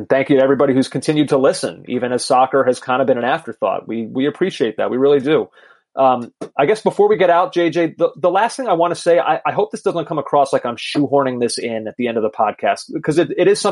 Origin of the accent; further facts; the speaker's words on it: outside of Philadelphia, Pennsylvania, United States; I grew up outside of Philadelphia